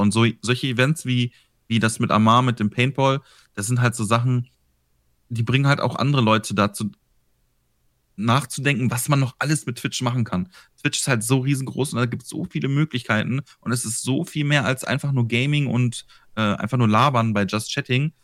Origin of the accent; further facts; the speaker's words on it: Ruhr area, North Rhine-Westphalia, Germany; Aus dem, aus dem Ruhrgebiet. Also ganz grob mitten aus dem Ruhrgebiet